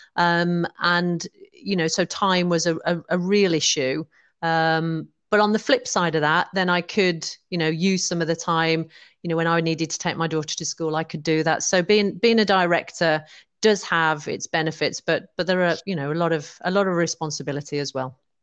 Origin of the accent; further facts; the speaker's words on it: West Midlands, United Kingdom; moved away as an adult; also born or lived in London / Penzance; now in Oswestry, United Kingdom; I'm originally from the West Midlands.